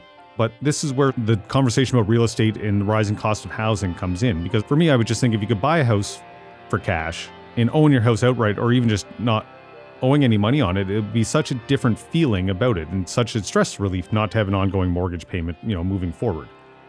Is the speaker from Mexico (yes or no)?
no; Amherst, Nova Scotia, Canada; born or raised there; moved away as an adult